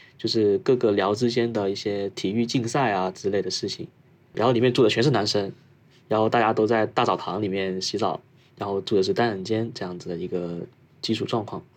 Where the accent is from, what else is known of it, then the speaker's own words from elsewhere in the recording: Foshan, Guangdong, China; moved away as an adult; also born or lived in Shenzhen; now in Tokyo, Japan; 我老家祖籍是顺德的，普通话是有点跟别的家庭不太一样。家里是做工厂这一块业务，然后产品的话是封扇类跟厨房加电类，主要是以电饭锅与水壶为主的